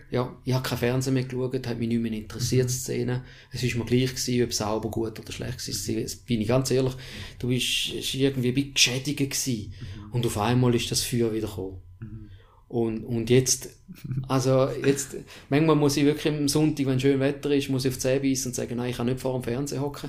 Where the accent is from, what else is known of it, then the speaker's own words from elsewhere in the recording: Switzerland; Ich bin in der Schweiz aufgewachsen.